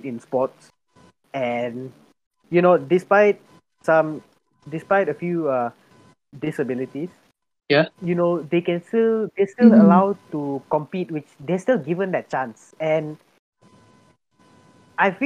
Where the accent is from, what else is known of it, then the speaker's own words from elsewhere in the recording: Malaysia; as a Malaysian